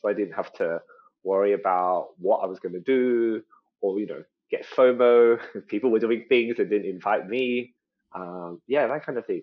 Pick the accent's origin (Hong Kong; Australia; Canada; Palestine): Australia; accent: Australian; my my Australian accent is actually like a part of a special sort of like subset. Um, so we call ourselves ABCs or Australian born Chinese.